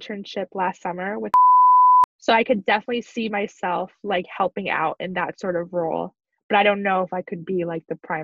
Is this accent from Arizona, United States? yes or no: no; Wyoming, United States; I'm from Wyoming, very much a hick.